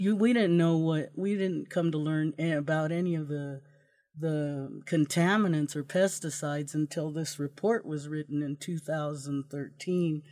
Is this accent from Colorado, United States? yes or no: no; Yuma, Arizona, United States; now in Idaho, United States; I'm from Yuma, Arizona, um, we lived right next to a lettuce field